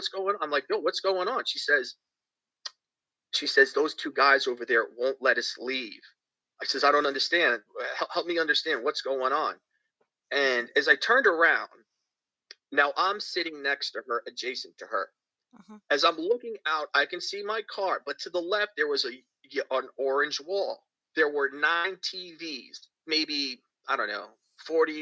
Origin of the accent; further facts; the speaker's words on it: Bayonne, New Jersey, United States; also born or lived in Clearwater, Florida; now in St. Petersburg, United States; in my hometown of Bayonne, New Jersey